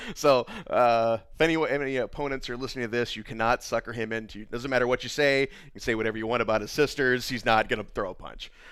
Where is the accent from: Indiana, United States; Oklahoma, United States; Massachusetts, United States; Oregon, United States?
Indiana, United States; Fort Wayne; I'm from Fort Wayne. I am born and raised.